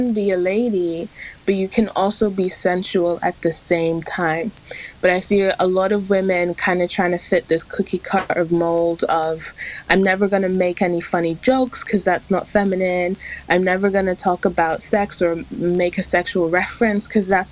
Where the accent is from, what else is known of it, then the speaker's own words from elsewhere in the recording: England, United Kingdom; I'm from England